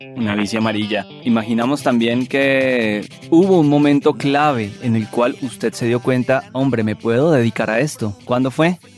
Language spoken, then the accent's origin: Spanish; Paipa, Boyacá, Colombia; yo soy de Paipa también uno cuando niño en esas calles de Paipa, uno vivía muchísimas cosas